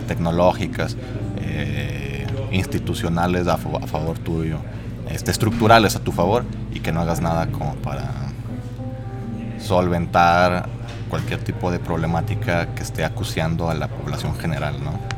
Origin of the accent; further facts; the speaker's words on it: Saltillo, Coahuila, Mexico; yo soy aquí de Saltillo crecí en un barrio que está al norte, que se llama Brisas.